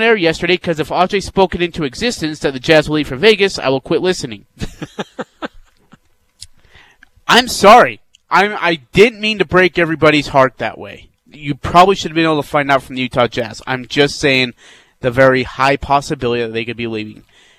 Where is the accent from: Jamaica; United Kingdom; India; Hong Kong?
India; moved away; I'm from India.